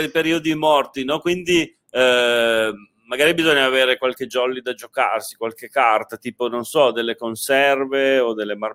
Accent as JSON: {"language": "Italian", "town": "Turin", "region": "Piedmont", "country": "Italy", "said": "io sono di Torino."}